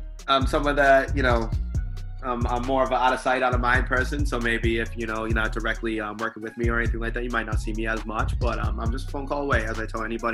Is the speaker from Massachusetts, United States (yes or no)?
yes; Stoughton, Massachusetts, United States; now in Bridgewater, United States; I grew up in Stowe, Massachusetts.